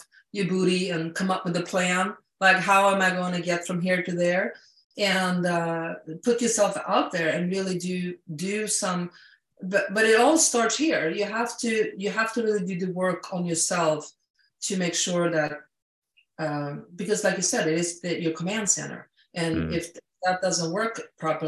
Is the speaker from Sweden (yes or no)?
yes; Sweden; moved away; I'm an immigrant. I came from Sweden.